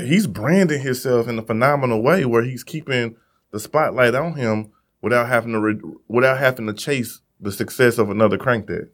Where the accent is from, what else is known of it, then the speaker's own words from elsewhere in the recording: Missouri, United States; I'm from Missouri